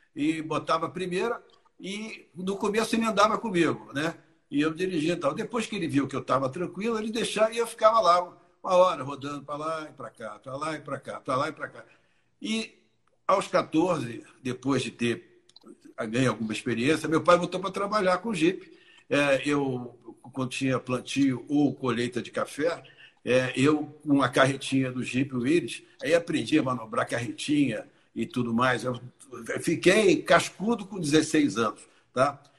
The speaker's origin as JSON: {"language": "Portuguese", "region": "Rio de Janeiro", "country": "Brazil", "said": "eu vim do Rio de Janeiro"}